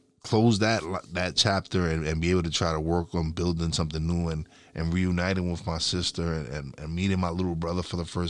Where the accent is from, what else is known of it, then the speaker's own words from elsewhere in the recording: New York City, New York, United States; moved away as an adult; now in Tobyhanna, United States; I'm originally from New York City